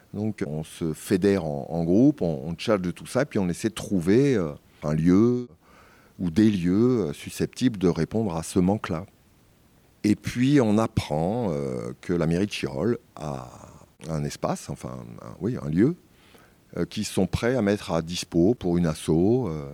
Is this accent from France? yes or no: yes; Paris, Île-de-France, France; moved away; je suis parisien, né à Paris en tous les cas.